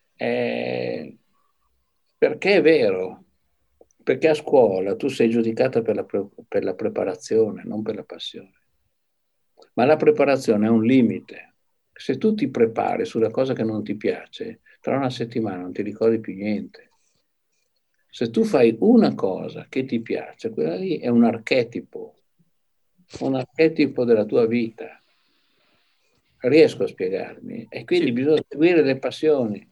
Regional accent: Padua, Veneto, Italy; moved away; also born or lived in Arezzo; Io ero andato a Padova, perché io sarei cresciuto a Padova

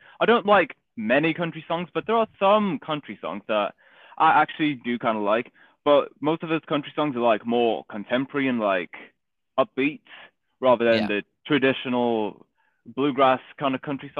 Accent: England, United Kingdom; no, I'm not from Wales. Okay. England.

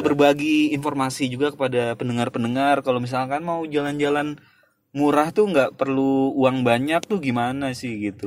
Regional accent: Indonesia; now in Russia; gua sekalian pulang ke Indonesia

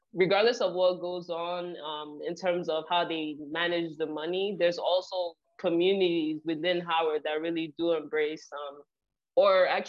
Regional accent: Nigeria; now in New Jersey, United States; I grew up in Nigeria, so we came here with visions to succeed

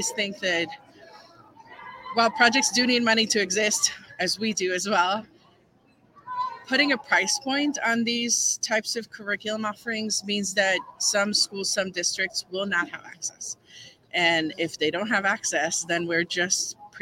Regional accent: Puerto Rico; first language Spanish; English is a second language; now in Pittsburgh, United States; I grew up in Puerto Rico, so my first language is Spanish

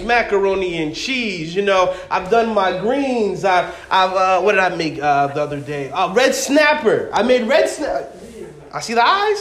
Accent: Massachusetts, United States; I'm from Massachusetts, but I come from a West Indies church.

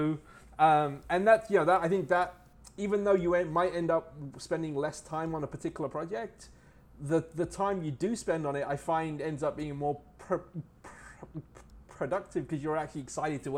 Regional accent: England, United Kingdom; I grew up in England, so I was my family moved to England when I was about 4 years old in the mid 70s.

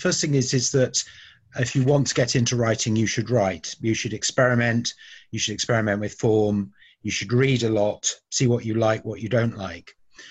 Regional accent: Bristol, South West England, United Kingdom; also born or lived in United States; now in London, United Kingdom; Well, although I was born in America, I came to Bristol when I was 2 years old, and I've lived all over the south of England, and I've been living in London since 1997.

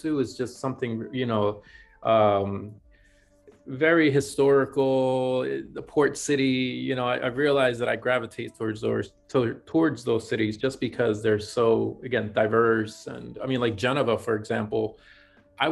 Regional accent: Ecuador; now in New York, United States; I'm from Ecuador originally, or was born in Ecuador.

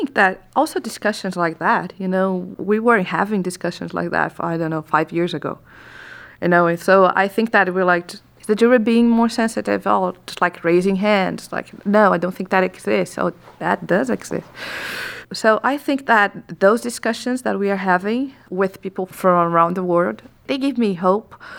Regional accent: Brazil

